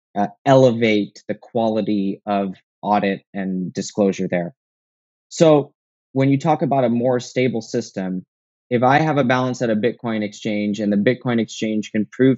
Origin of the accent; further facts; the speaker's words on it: United States; I'm an American